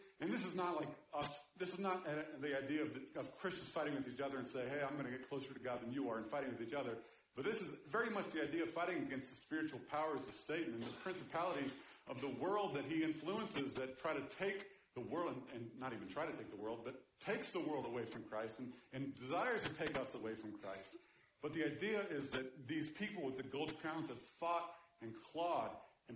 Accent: Kansas City, Missouri, United States; I grew up in Kansas City

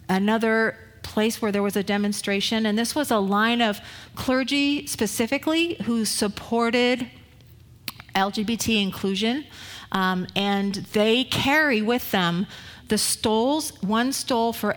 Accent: Northern California, United States; I'm from Northern California.

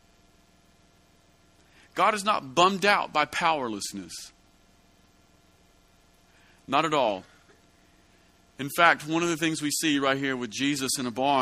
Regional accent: United States; As an American

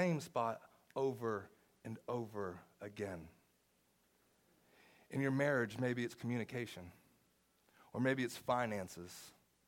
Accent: the South, United States; I'm from the South

